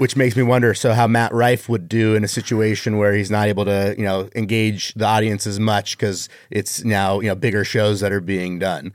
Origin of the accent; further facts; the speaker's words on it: Canada; now in Las Vegas, United States; I was born in Canada.